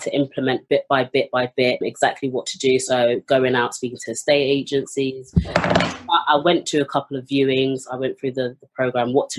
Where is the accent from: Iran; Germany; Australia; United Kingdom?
United Kingdom; London; I'm from London, North London, in Finsbury Park.